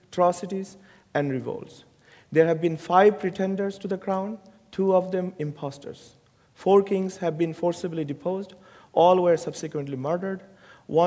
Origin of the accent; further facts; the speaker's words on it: Bangladesh; moved away as an adult; now in United States; I came to America 32 years ago to go to college from Bangladesh